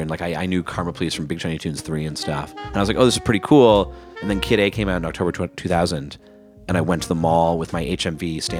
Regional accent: Canada

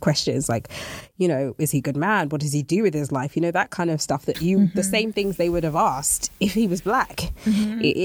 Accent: Nigeria; I am Nigerian

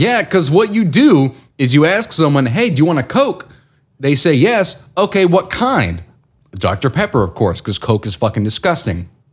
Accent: Houston, Texas, United States; I grew up in Houston

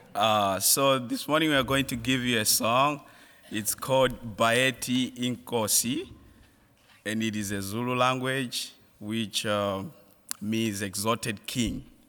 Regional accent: Malawi; moved away; I'm from Malawi.

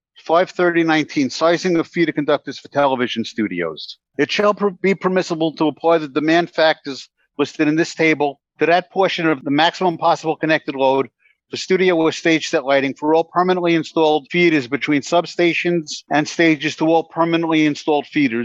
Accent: New York City, New York, United States; I'm from the Lower East Side. I grew up in downtown Manhattan

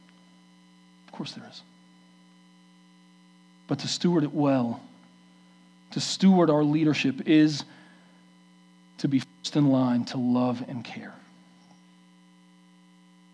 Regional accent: New York City, New York, United States; moved away; We grew up in New York City

